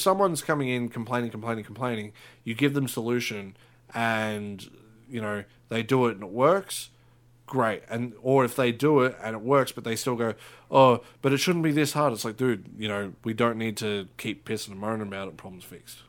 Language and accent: English; Australia; we're Australian